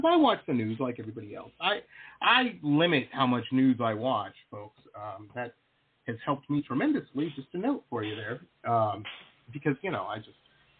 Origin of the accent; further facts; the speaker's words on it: Detroit, Michigan, United States; I grew up in Metro Detroit on the border of Canada